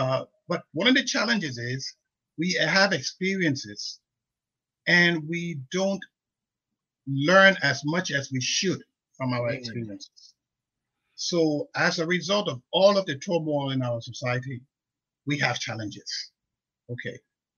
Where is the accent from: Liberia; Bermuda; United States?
Liberia; Monrovia, Montserrado; We grew up in Gaytown on the old road.